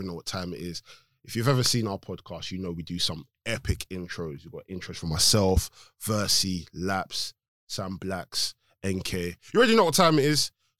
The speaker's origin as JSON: {"language": "English", "country": "Nigeria", "said": "I'm Nigerian."}